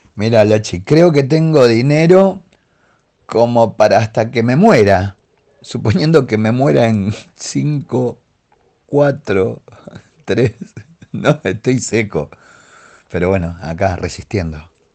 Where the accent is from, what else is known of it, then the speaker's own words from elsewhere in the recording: Argentina; soy argentino